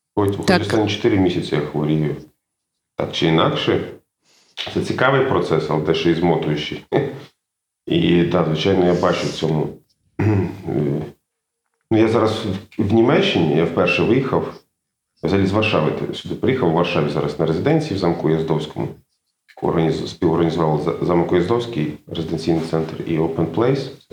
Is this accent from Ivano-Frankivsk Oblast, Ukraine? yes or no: no; Mukachevo, Zakarpattia Oblast, Ukraine; moved away as an adult; also born or lived in Makiivka / Lviv / Kyiv; now in Germany; я народився в Макіївці, коли ще дошкільному віці я переїхав в Мукачево, там вивіз, вчився у Львові.